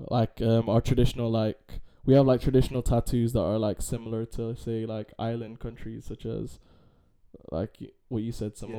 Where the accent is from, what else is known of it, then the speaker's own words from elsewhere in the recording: Manchester, North West England, United Kingdom; also born or lived in Philippines (ancestry) / London; growing up in England